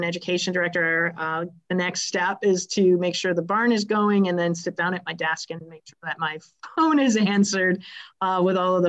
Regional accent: Wisconsin, United States; now in Michigan, United States; I'm originally from Wisconsin, and I grew up hanging out on the farms

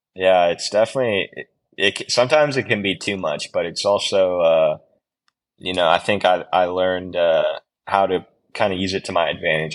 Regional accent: United States; now in Girona, Spain; being an American rider

